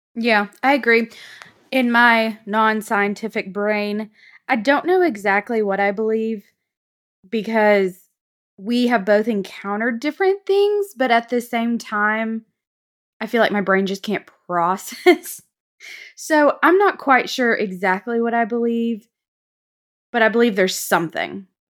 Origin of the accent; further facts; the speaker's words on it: North Alabama, United States; we grew up in North Alabama